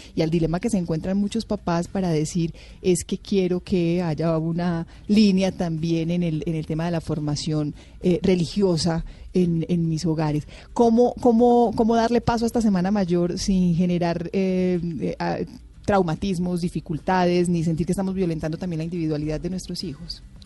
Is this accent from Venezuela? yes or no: no; Marinilla, Antioquia, Colombia; yo soy de Marinilla, en Marinilla, Antioquia, se vive una de las Semanas Santas más bellas de, la región